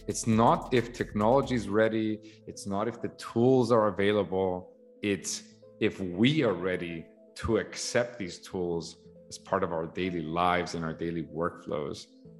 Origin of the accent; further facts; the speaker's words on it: Saudi Arabia; I grew up in Saudi Arabia. As a matter of fact, my dad is a civil engineer.